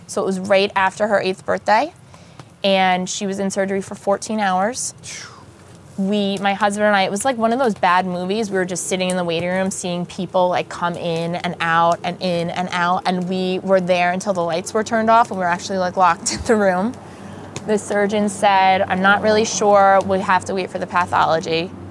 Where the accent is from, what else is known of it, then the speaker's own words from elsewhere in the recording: New Jersey, United States; I grew up in North Jersey